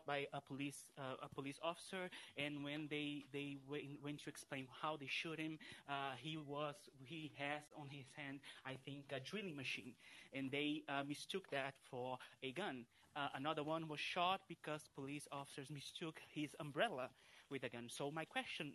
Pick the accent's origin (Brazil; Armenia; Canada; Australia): Brazil; I'm from Brazil, and I'm here in Brazil.